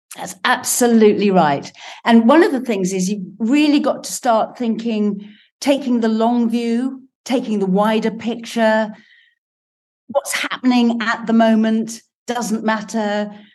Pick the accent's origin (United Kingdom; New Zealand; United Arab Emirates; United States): United Kingdom; England; I'm English